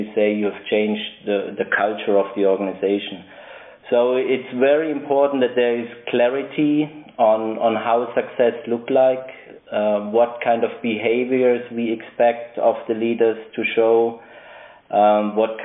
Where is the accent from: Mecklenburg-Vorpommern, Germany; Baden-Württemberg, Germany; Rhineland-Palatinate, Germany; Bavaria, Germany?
Baden-Württemberg, Germany; Stuttgart; moved away as an adult; also born or lived in United States / United Kingdom; now in Basel, Switzerland; I'm originally from Germany, born in Stuttgart, where I also lived for the longest period of my life.